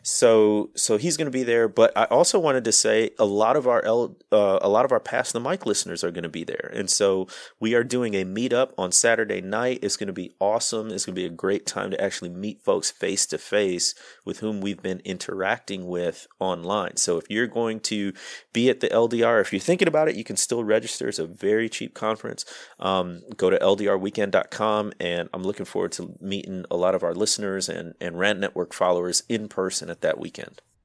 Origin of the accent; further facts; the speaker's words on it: Midwest, United States; I grew up in the Midwest